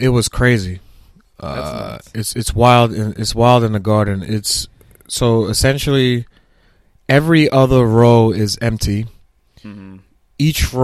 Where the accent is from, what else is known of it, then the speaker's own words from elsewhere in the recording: New York City, New York, United States; also born or lived in Brooklyn; I for all my adult life, my teenage life, I grew up in Staten Island